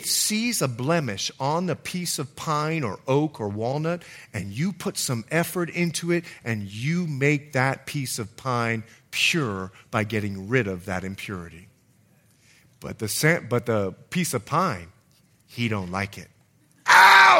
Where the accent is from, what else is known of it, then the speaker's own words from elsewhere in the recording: Bahamas; also born or lived in Montana / California; now in United States; I'm from the Bahamas.